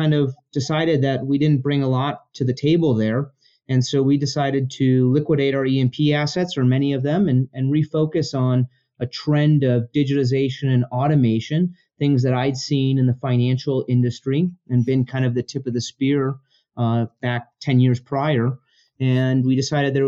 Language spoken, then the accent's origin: English; Denver, Colorado, United States; also born or lived in Chicago; I grew up in Colorado for the most part